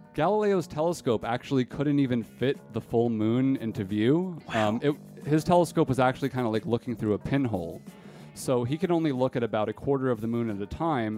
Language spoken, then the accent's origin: English; East Coast, United States; growing up on the East Coast